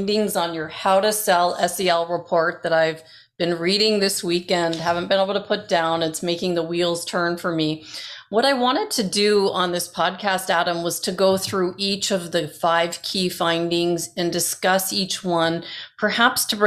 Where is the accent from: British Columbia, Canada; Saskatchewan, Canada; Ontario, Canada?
Ontario, Canada; Toronto; moved away as an adult; also born or lived in Great Britain; now in Arizona, United States; I was born in Great Britain, grew up in Toronto, Canada, and moved to Arizona, USA, just a few months before 9/11/2001